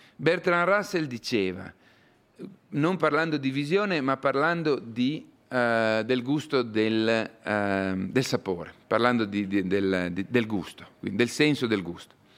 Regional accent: Bareto, province of Parma, Emilia-Romagna, Italy; al mio paesino natio in Italia, al Bareto, in provincia di Parma

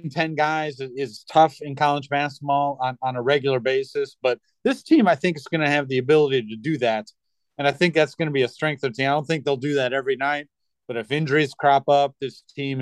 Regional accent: Midwest, United States; I'm from the Midwest

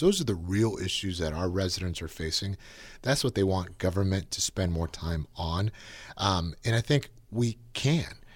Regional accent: Napa, California, United States; being born and raised in Napa

